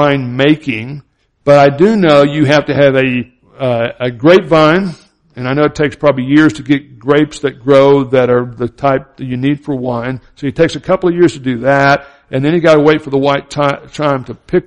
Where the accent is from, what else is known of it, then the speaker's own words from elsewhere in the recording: Florida and Alabama, the South, United States; I grew up in the Southern Baptist culture in Florida and Alabama